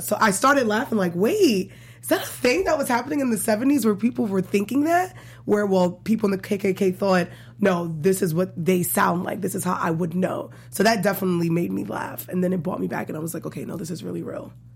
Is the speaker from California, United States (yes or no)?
no; New York City, New York, United States; I'm from Brooklyn, Bedford-Stuyvesant.